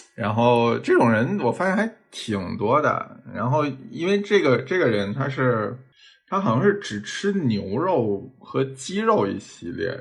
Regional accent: northern China, China; 作为北方人

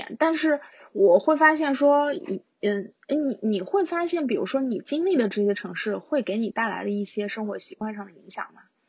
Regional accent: Xinjiang, China; 我小时候在新疆吃到的羊肉太好

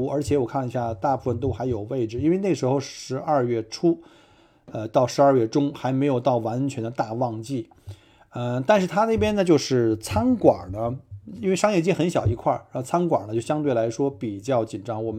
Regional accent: Melbourne, Victoria, Australia; 因为我是从澳洲来嘛，墨尔本去任何的景点这方向上都是这个农田啊

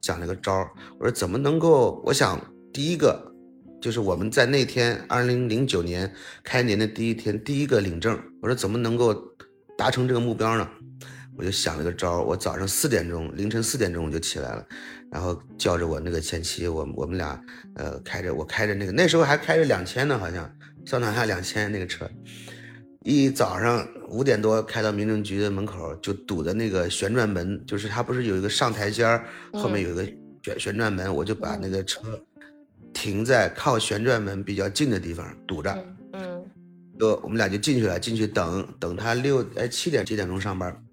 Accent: Tianjin, China; 其实我就是天津人，我，我祖籍在天津

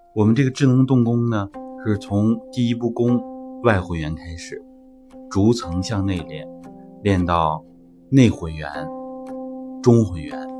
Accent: China; 我们中国人的核心思想其实就是天人合一

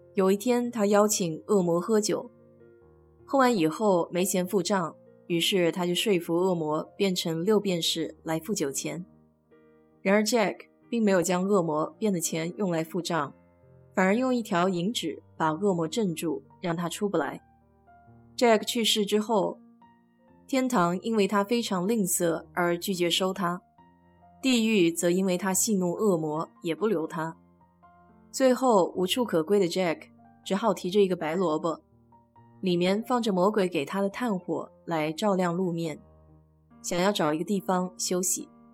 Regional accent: China; 我们中国人

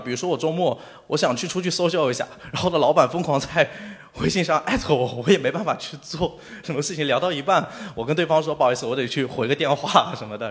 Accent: Shanghai, China; 我虽然是一个上海的，呃，就是可以说上海土著，我自己有房有车

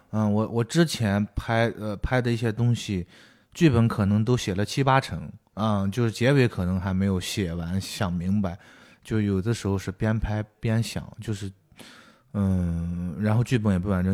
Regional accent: Shanxi, China; moved away; 比如说我是山西的

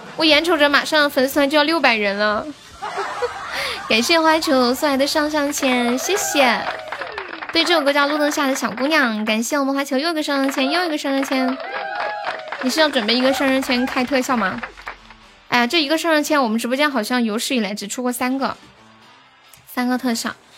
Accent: Sichuan, China; 你咋个晓得我是四川的

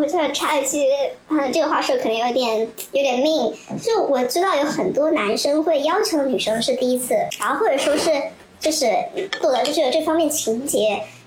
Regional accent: Hubei, China; 我是个湖北人

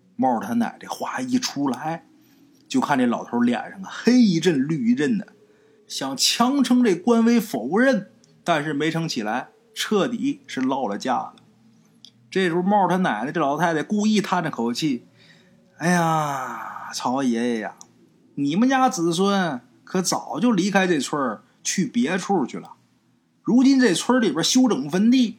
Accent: Liaoning, China; accent: Liaoning dialect; 我们辽宁话管这东西叫刀郎

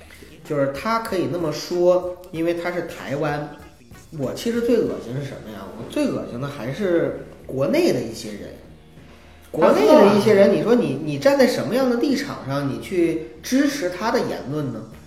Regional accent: Northeast China, China; 白酒的话呢，我其实最喜欢的还是我们老家的那个所谓的馥郁老窖

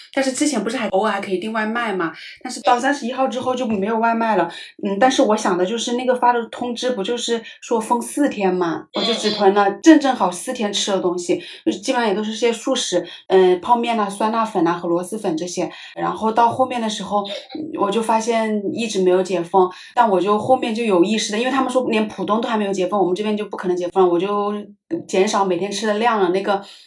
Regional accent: Hunan, China; now in Shanghai, China; 我妈也是湖南那边的，就是我们家乡的那种口味

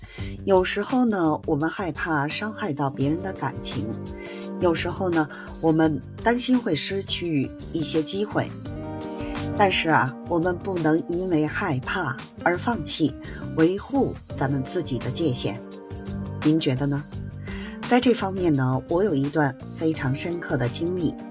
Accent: Beijing, China; 我是北京的…，感谢您的关注和支持

